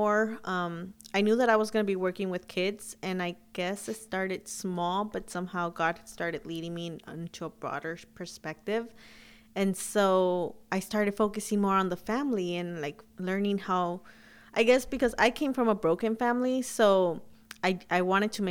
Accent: Huntington Park, California, United States; also born or lived in Sacramento; I grew up in Huntington Park, and that's basically where we all grew up

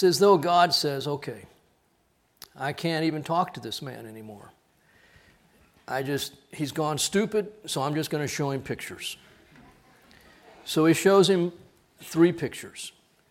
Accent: Corpus Christi, Texas, United States; Went through a few hurricanes growing up in Corpus.

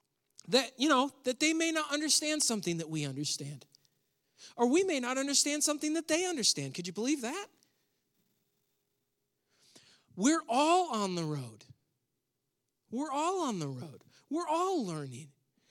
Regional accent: New York, United States; now in North Carolina, United States; this was very surprising for me moving from New York where I grew up to North Carolina. Where I grew up in New York, we were part of the Baptist Church.

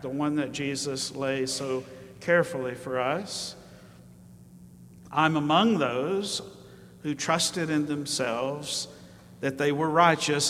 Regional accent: Alabama, United States; I grew up in Alabama

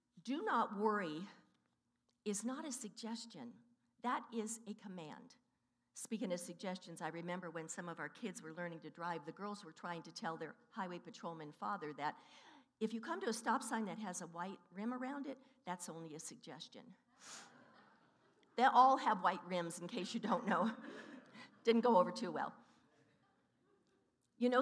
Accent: Stockton and Manteca, Central Valley, California, United States; also born or lived in San Francisco, California; we moved to Stockton and Manteca in the valley

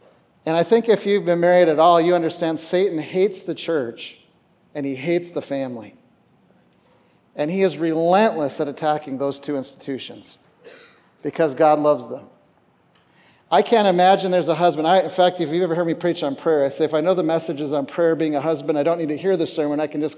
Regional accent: Minnesota, United States; born there; moved away as an adult; also born or lived in Canada; So I was born in Minnesota.

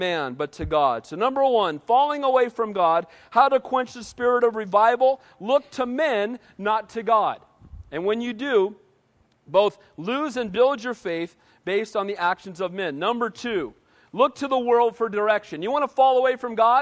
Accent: United States; I'm an American, and I love being an American. I'm blessed to live in this country.

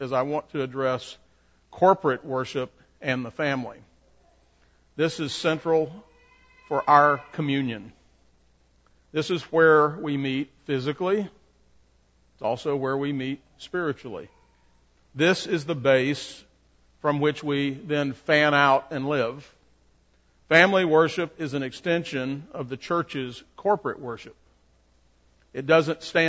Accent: Shreveport, Louisiana, United States; I grew up in Broadmoor Baptist Church in Shreveport

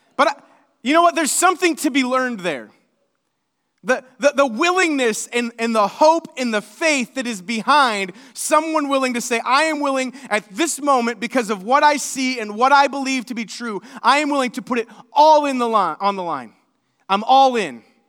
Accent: Seymour, Indiana, United States; I'm from Seymour, Indiana

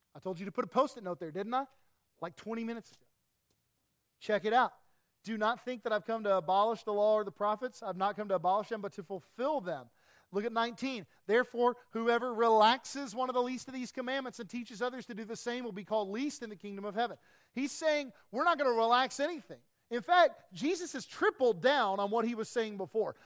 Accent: East Tennessee, United States; I grew up in East Tennessee

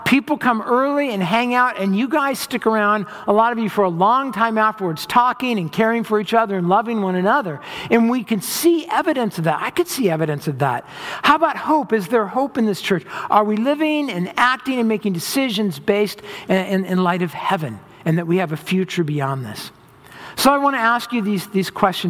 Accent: Orange County, Southern California, United States; also born or lived in Los Angeles hills, California; I grew up in Southern California in Orange County. And when I was in middle school, my parents bought some property in the hills of LA, and we moved up

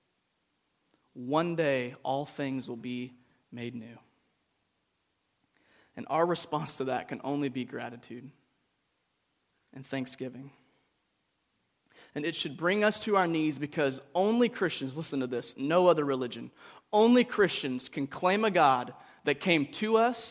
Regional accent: United States; growing up in the United States

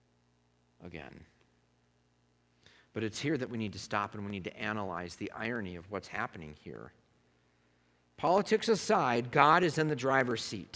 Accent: United States; being an American

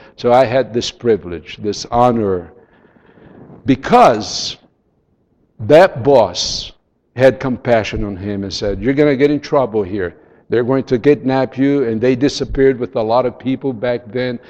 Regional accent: São Paulo, Brazil; first language Portuguese; English is a second language; I was born in Brazil. I grew up in Sao Paulo. I speak Portuguese.

